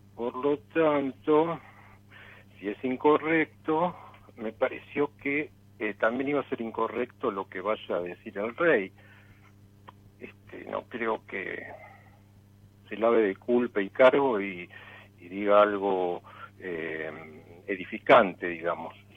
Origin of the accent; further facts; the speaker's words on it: Buenos Aires, Argentina; Y soy de Palermo.